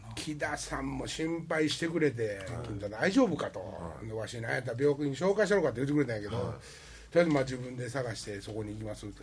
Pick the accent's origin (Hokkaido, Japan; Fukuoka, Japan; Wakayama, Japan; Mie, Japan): Wakayama, Japan; moved away; 和歌山の出身やから